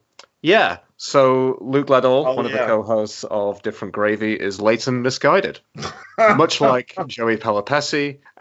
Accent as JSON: {"language": "English", "town": "Sheffield", "region": "Yorkshire and the Humber", "country": "United Kingdom", "tie": "born or raised there", "moved": "as an adult", "lives_now": "Canada"}